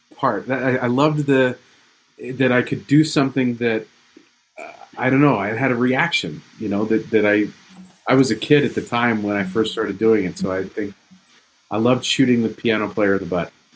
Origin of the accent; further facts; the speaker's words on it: near Disneyland, California, United States; I share Shelley's thing of growing up near Disneyland